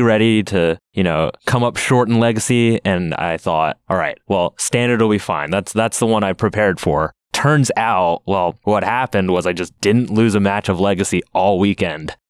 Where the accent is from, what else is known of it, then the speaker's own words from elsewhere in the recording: Seattle, Washington, United States; I live in Seattle, Washington, and I won a Grand Prix in my hometown of Seattle